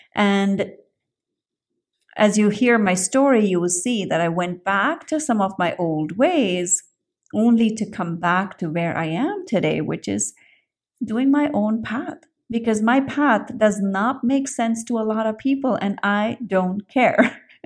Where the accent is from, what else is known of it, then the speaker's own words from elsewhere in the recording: India; I grew up in India